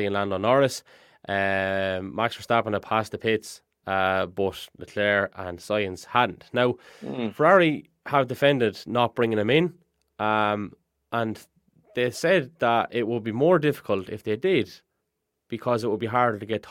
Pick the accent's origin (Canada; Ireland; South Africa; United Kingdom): Ireland